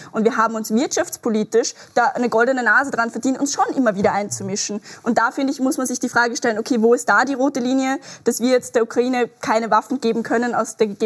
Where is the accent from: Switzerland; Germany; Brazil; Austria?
Austria; was wir ganz klar sehen, ist, dass wir als Österreicher noch immer ein neutraler Staat sind.